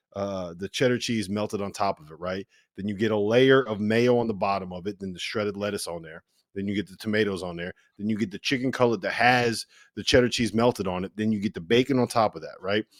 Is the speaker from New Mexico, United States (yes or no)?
no; near Quinnipiac, Connecticut, United States; my hometown